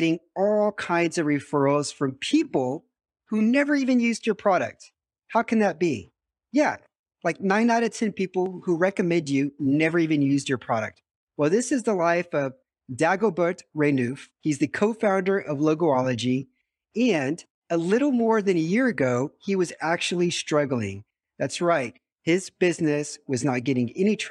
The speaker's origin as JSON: {"language": "English", "country": "United States", "moved": "yes", "lives_now": "Romania", "said": "I'm also an American expat living in Romania"}